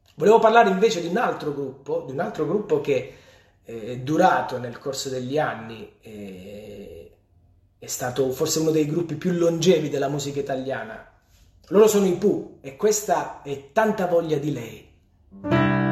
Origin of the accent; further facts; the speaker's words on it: Polignano a Mare, Apulia, Italy; Polignano, quindi il mio paese